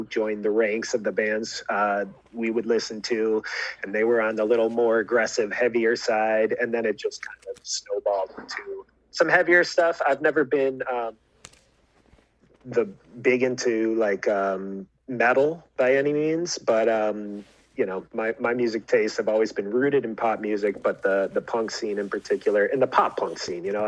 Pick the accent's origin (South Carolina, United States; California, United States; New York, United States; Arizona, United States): New York, United States; Fairport; also born or lived in Geneva, New York; I was born in Geneva, kind of followed my dad as he had different teaching jobs, ended up in Fairport